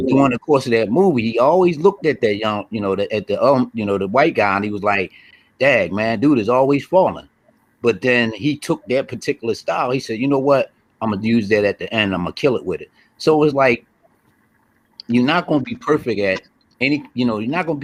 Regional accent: Philadelphia, Pennsylvania, United States; I'm from Philly

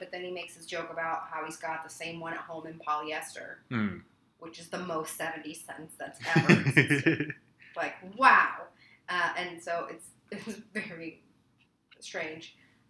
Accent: Kentucky, United States; I'm from Kentucky.

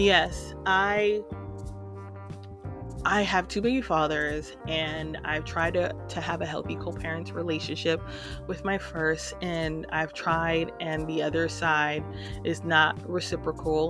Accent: New York City, New York, United States; moved away as an adult; now in Houston, United States; I hail from New York City and I live in Houston, Texas right now

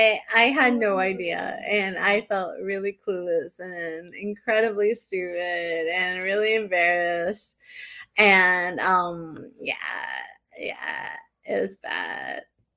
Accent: New England, United States; I am stupid and from New England

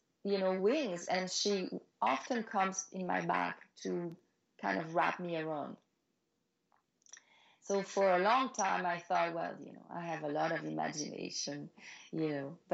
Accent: Belgium; moved away as an adult; also born or lived in Paris, France / New York, United States; now in United States; I'm from Belgium originally, and I was modeling there already

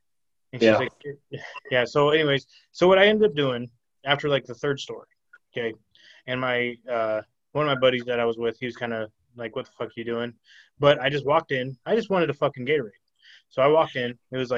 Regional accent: Arizona, United States; And I didn't have a mask. I'm from Arizona. We didn't fucking believe in masks.

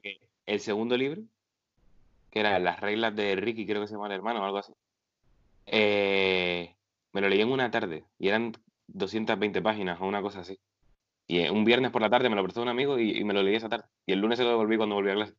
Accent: Agaete, Canary Islands, Spain

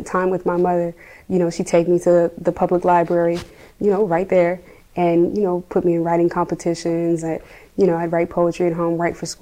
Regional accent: Lafayette, Louisiana, United States; also born or lived in Houston, Texas; So I lived in Lafayette, past Acadiana Mall, where they built the new Legends and stuff in that region on Touchet in the country.

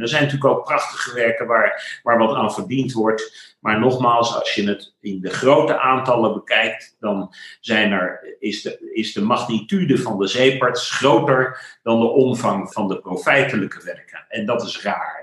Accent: The Hague, South Holland, Netherlands; accent: Haags; dan horen mensen dat ik uit Den Haag kom. Daar ben ik geboren en getogen. Ik ben Hagenees, geen Hagenaar

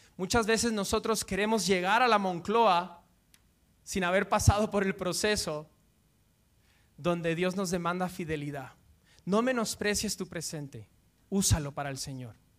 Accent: Guatemala; now in Madrid, Spain; yo soy de Guatemala

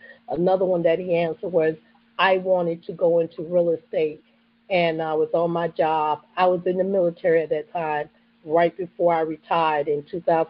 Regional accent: the South, United States; So growing up in the South, that's where you grew up, that was in the church.

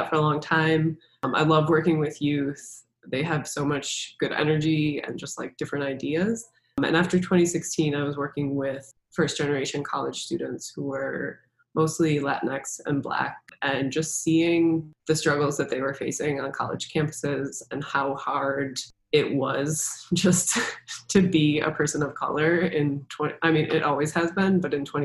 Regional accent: Kenosha, Wisconsin, United States; moved away as an adult; also born or lived in Madison, Wisconsin; now in Chicago, United States; I actually grew up in Kenosha

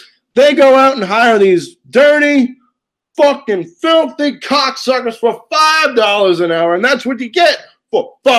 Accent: Brooklyn, New York, United States; You know, when I was growing up in Brooklyn, when I was a kid, my grandmother and mother raised me, God rest their souls.

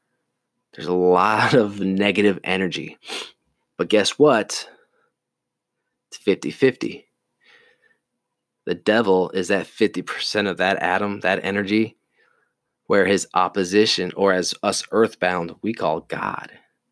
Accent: the South, United States; You know, I grew up in the military. I grew up in the South.

